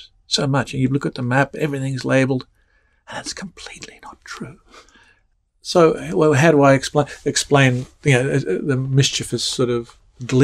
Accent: Australia; moved away as an adult; now in United States; growing up in Australia

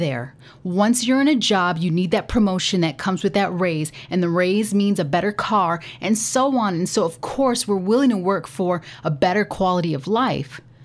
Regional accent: United States; Speaking as an American

